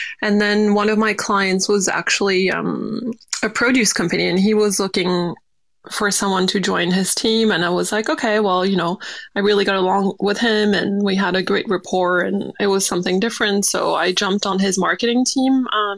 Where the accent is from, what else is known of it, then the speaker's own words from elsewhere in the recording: New Caledonia; And I grew up in New Caledonia, so it's a French island, so French base as well